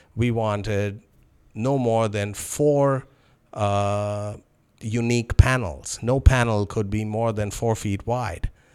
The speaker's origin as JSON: {"language": "English", "town": "Toronto", "region": "Ontario", "country": "Canada", "said": "learned that I was from Toronto"}